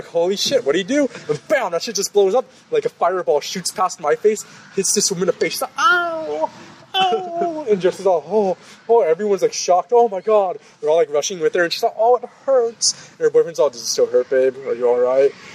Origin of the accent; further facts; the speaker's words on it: California, United States; also born or lived in Texas / Tel Aviv, Israel; I was from California